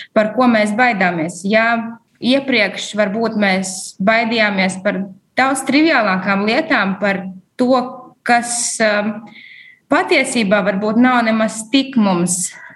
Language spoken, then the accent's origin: Latvian; Rēzekne, Latgale, Latvia; moved away as an adult; now in Riga, Latvia; teikt, ka no Rezeknes es nāku, varbūt gluži nav pareizi, jo piedzimušies ārpus Latvijas, bet uh, visu savu apzinīgo mūžu līdz vidusskolas beigām es nodzīvoju Rezeknē